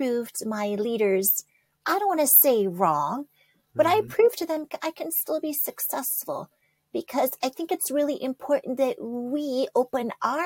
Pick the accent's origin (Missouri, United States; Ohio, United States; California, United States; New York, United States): New York, United States; I was born in New York